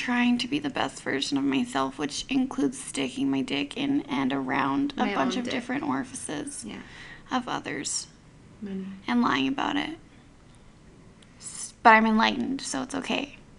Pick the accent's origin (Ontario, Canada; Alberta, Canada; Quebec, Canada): Alberta, Canada; now in Okanagan, Canada; since moving to the Okanagan. I'm from Alberta